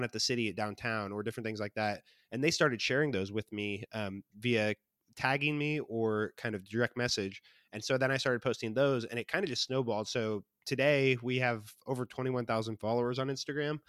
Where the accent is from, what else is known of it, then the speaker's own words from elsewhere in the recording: Andover, Kansas, United States; also born or lived in Corpus Christi, Texas; my wife and I grew up around Wichita in Andover.